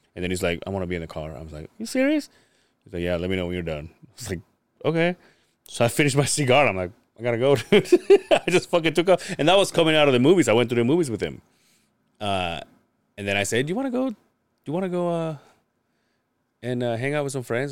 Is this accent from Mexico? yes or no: yes; Mexico; now in United States; I grew up in Mexico